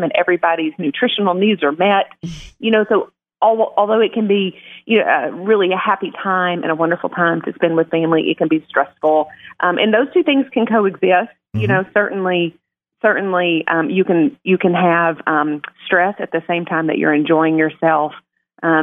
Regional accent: Blytheville, Arkansas, United States; I'm from Blytheville

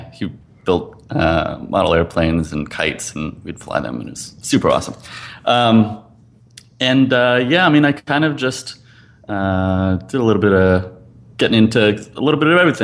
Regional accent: East Coast, United States; I grew up on the East Coast

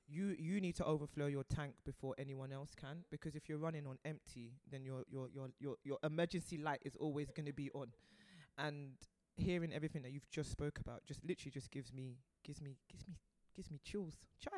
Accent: Brixton, London, United Kingdom; And growing up in Brixton has its pros and its cons.

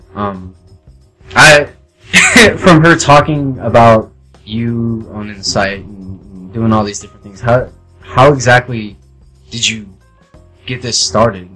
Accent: Las Vegas, Nevada, United States; moved away as an adult; I've ever really been outside of Las Vegas

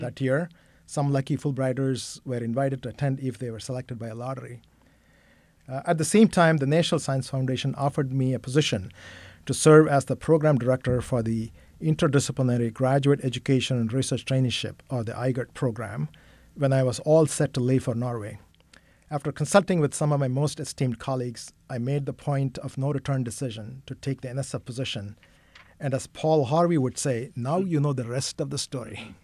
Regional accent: Chennai, Tamil Nadu, India; moved away as an adult; also born or lived in Kolkata / Miami / Syracuse / Wisconsin; I grew up in Chennai

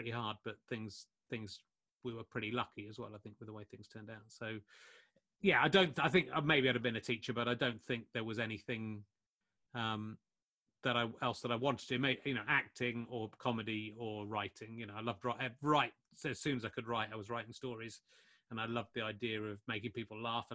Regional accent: Somerset, South West England, United Kingdom; when I was growing up in Somerset in the 1980s

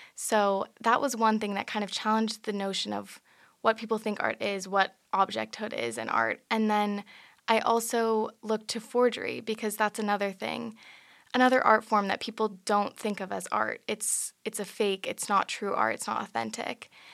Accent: San Francisco, California, United States; I'm from San Francisco, California

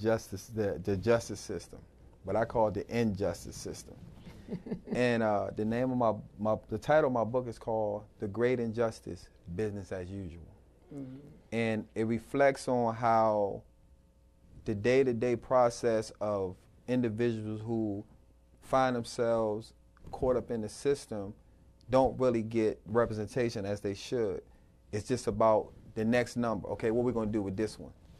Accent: United States; When I was growing up in Northeast, 8th Street and all

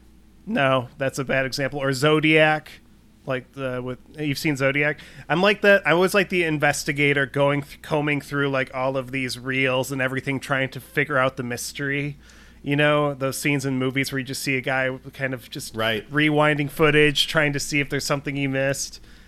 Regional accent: Northbrook, Illinois, United States; I live in Northbrook, Illinois, or I grew up in Northbrook, Illinois, and that's where John Hughes is from.

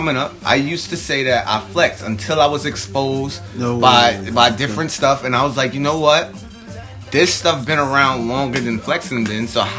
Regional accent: New York City, New York, United States; I was born and raised in Bed-Stuy, raised in Eastern New York. I'm a hood dude.

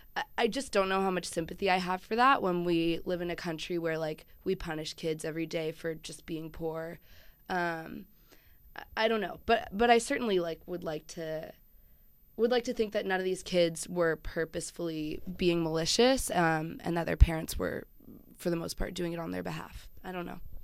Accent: Chapel Hill, North Carolina, United States; I grew up in Chapel Hill, North Carolina

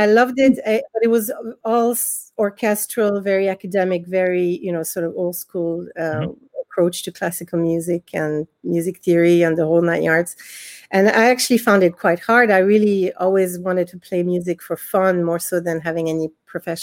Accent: France; also born or lived in Israel; now in Dublin, Ireland; I was born in Israel, and we moved to France when I was about 6 years old

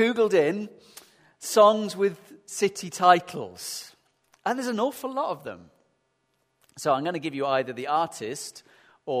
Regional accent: Sheffield, Yorkshire and the Humber, United Kingdom; accent: northern; moved away; I remember growing up in Sheffield

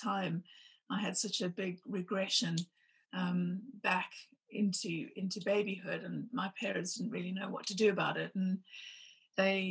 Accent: Zimbabwe; I was growing up in Zimbabwe

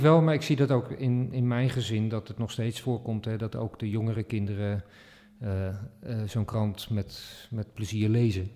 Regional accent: Netherlands; als Nederlanders

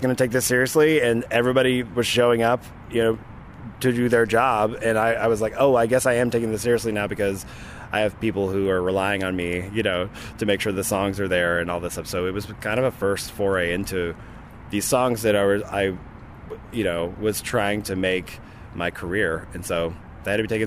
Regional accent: Arkansas, United States; moved away; I grew up in Arkansas, so I used to come to Dallas

